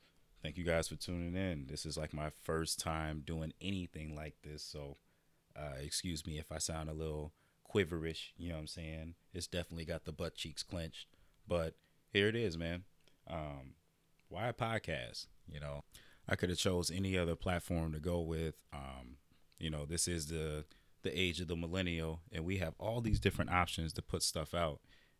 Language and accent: English; Iowa, United States; growing up in Iowa, I'm used to being the only black person in the room, the only black person in the classroom.